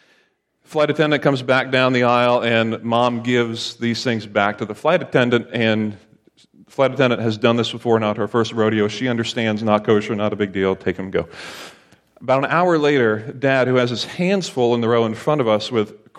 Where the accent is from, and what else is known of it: Lancaster, Pennsylvania, United States